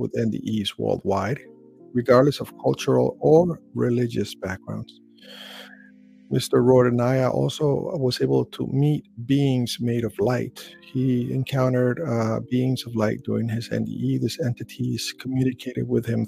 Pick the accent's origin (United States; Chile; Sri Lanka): Chile; I was born in Chile.